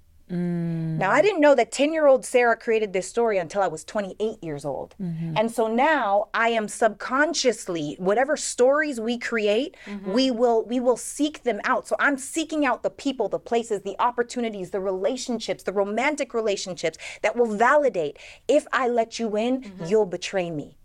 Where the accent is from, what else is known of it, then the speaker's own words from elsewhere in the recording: Canada; growing up in Canada, being the only black girl in every grade